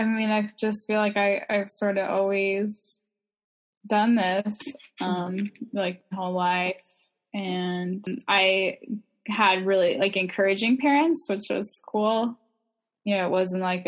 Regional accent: northern Wisconsin, United States; town in Wisconsin, like northern-ish Wisconsin, when I was really young.

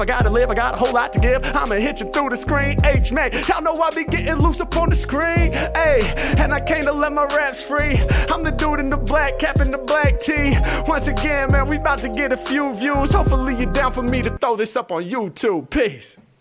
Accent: Los Angeles, California, United States; I'm from uh, Los Angeles

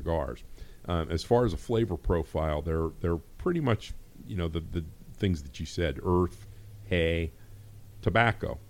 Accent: Hubbard, Ohio, United States; I actually went to school here. I grew up in Hubbard

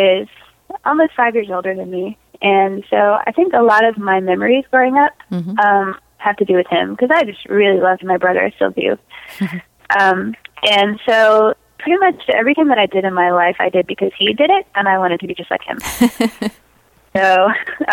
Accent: Virginia Beach, Virginia, United States; also born or lived in Charlottesville, Virginia; I grew up in Virginia Beach, Virginia, which is a military town

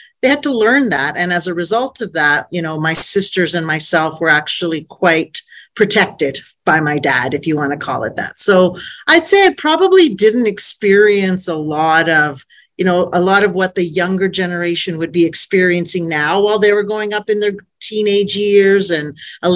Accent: Calgary, Alberta, Canada; So I grew up here in Calgary, Alberta. I was born and raised

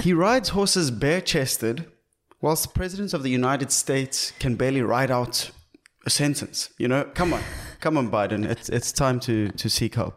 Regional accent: South Africa; being South African

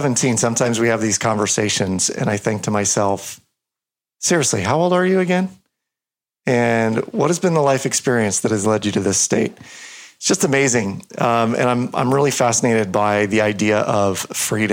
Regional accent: United States

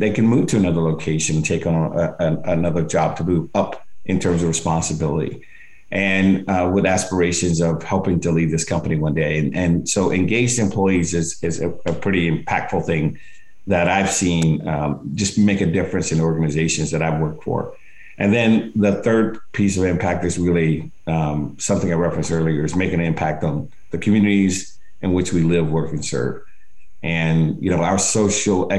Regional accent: Alabama, United States; moved away; I grew up in Alabama

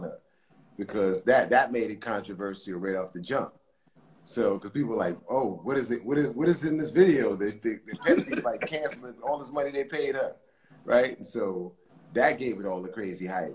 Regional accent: Mount Vernon, New York, United States; moved away as an adult; also born or lived in the Bronx, New York; I'm a kid from Mount Vernon in the Bronx

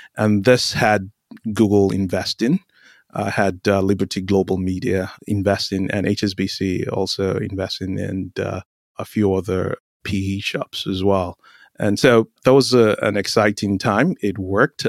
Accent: Nigeria; moved away as an adult; also born or lived in North Carolina, United States / London, United Kingdom / Boise, Idaho, United States; now in Palo Alto, United States; I grew up in Nigeria and finished high school in Nigeria, started college in Nigeria

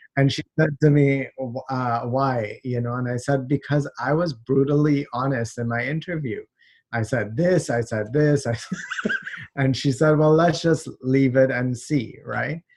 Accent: Trinidad & Tobago; also born or lived in Toronto, Canada; now in Canada; I was born in Canada uh, we moved. Uh, my parents are from Trinidad. They they moved back there, so I grew up there.

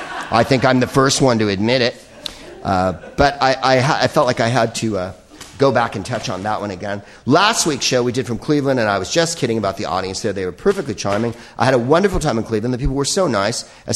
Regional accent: Belgium; I'm from Belgium.

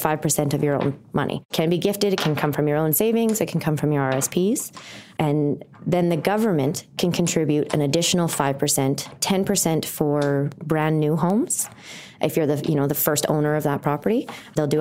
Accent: Thunder Bay, Ontario, Canada; moved away as an adult; now in Calgary, Canada; I am not from Calgary. And I used to count how many people answered and said yes, because it took a couple years of living here before someone actually told me they were born and raised. I am from Thunder Bay, Ontario.

